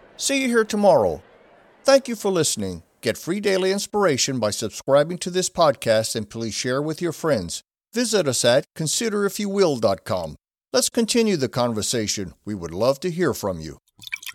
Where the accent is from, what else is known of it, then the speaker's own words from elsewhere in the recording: United States; being an American